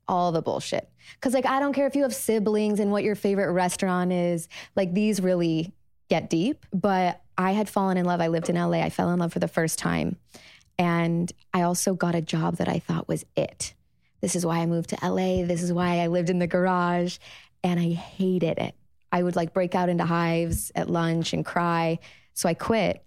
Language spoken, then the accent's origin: English; Chicago, Illinois, United States; moved away as an adult; also born or lived in Los Angeles; I'm thirty-one. I grew up in Chicago.